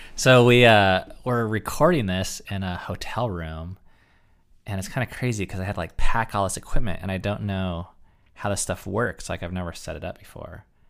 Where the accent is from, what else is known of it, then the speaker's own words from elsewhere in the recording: United States; as an American